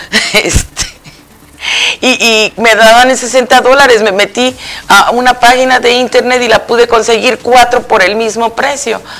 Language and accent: Spanish; central Mexico, Mexico; moved away; yo soy del centro de México